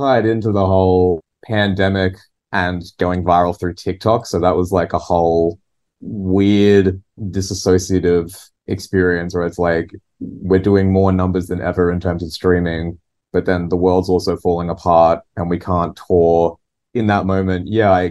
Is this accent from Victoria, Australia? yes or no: no; Newcastle, New South Wales, Australia; my DIY music scene in my hometown, Newcastle.